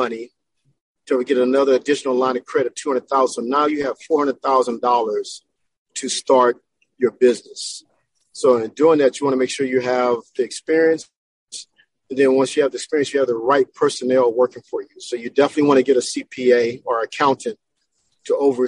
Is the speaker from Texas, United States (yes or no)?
yes; Texas, United States; now in Southern California, United States; I was raised in Texas